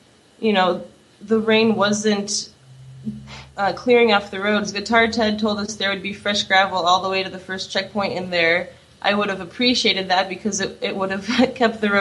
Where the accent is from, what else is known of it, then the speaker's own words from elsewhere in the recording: Iowa, United States; I grew up in Iowa, and I moved to Iowa City for school